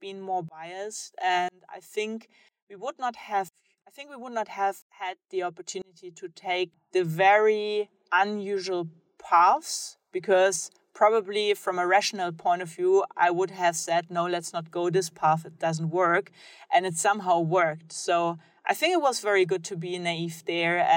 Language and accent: English; Germany; I grew up in Germany